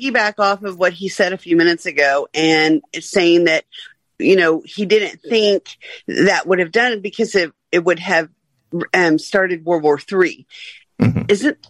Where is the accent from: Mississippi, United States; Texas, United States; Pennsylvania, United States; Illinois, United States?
Texas, United States; Austin; I'm from Austin, Texas, you know, the biggest blue city in the state of the red state.